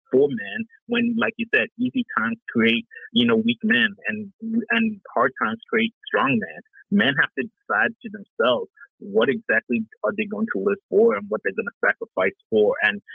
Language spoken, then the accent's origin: English; Vancouver, British Columbia, Canada; moved away as an adult; When I moved here from Vancouver, British Columbia, Canada, back in like 2000